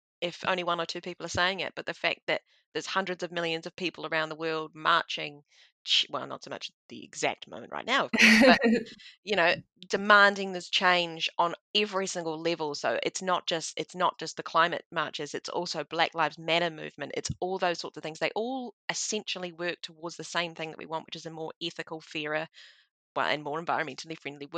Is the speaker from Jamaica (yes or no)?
no; New Zealand; being a Kiwi